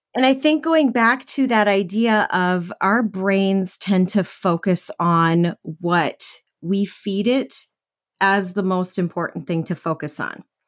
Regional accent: Minnesota, United States; I was born and raised in Minnesota

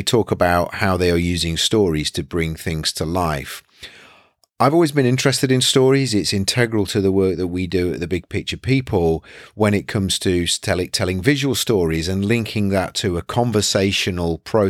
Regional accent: United Kingdom; as a British citizen

